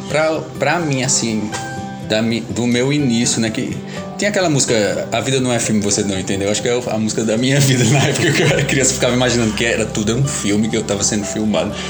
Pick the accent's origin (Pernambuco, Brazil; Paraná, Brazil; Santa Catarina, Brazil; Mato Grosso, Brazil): Pernambuco, Brazil; Caruaru; sou de Caruaru.